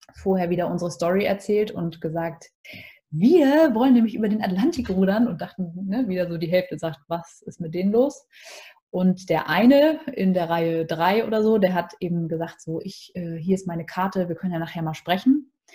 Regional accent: Hamburg, Germany; Ich bin ja Hamburger Dern durch und durch

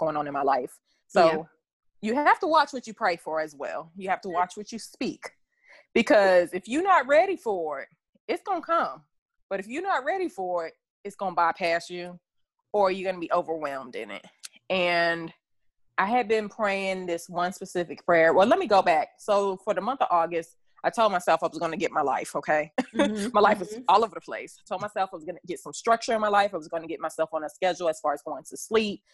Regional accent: Fayetteville, North Carolina, United States; I am from Fayetteville, North Carolina

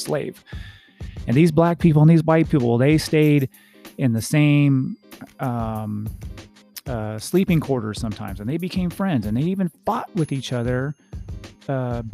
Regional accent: United States; I'm an American. I was born in this country.

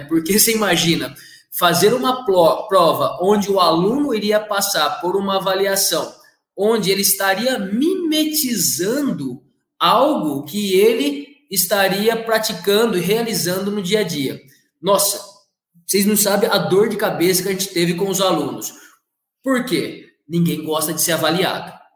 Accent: Catanduva, São Paulo, Brazil; also born or lived in Ribeirão Preto; sou daqui de Catanduva mesmo

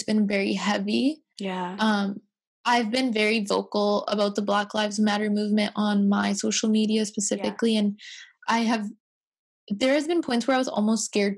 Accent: White Rock, British Columbia, Canada; I grew up in White Rock, so it's a lot of predominantly white people

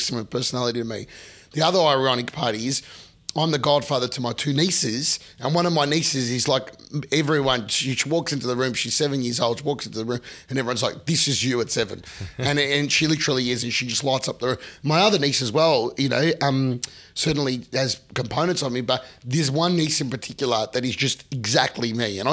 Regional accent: Melbourne, Victoria, Australia; moved away as an adult; now in Sydney, Australia; my friends I grew up with in Melbourne

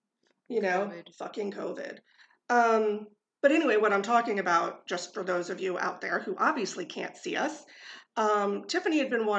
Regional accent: California, United States; moved away; because I grew up in California.

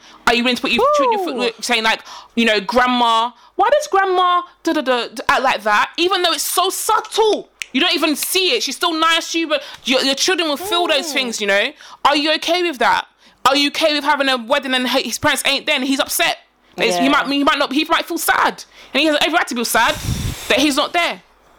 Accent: Ghana; Like, we're Ghanaian, you're Nigerian, we don't like you because you're Nigerian.

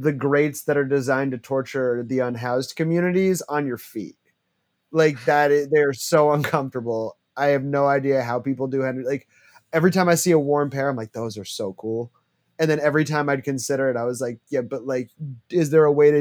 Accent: New York, United States; I was born in New York

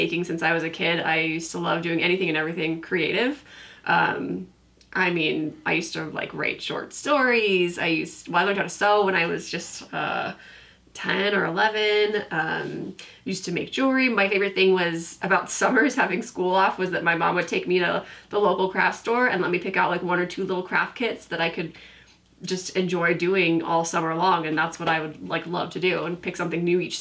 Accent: Orange County, California, United States; moved away as an adult; now in Utah, United States; we grew up in Orange County, California

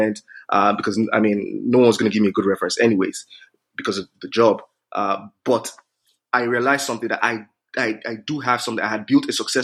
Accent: Nigeria; moved away as an adult; now in Canada; I grew up in Nigeria

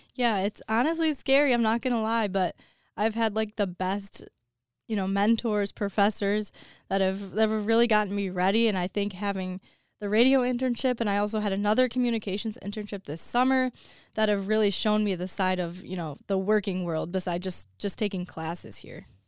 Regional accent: Woodhaven, Michigan, United States; I am from, it's Woodhaven, um, the city that I'm from

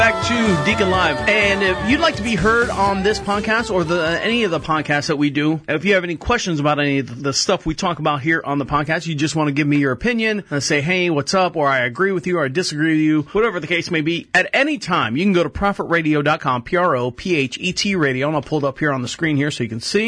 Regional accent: Central Florida, United States; Born and raised in Central Florida

